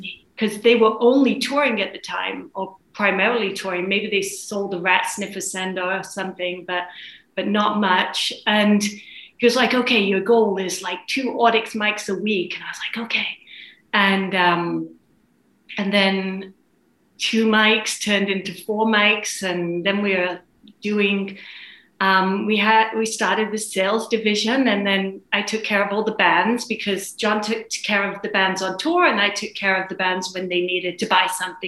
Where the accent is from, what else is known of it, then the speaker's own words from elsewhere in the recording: England, United Kingdom; moved away as an adult; also born or lived in London; now in Los Angeles, United States; I came from England originally, and I was working in events at a company in London and ended up in Los Angeles